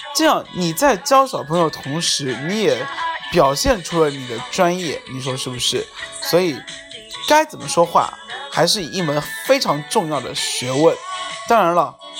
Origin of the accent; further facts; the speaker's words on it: China; 我也是中国人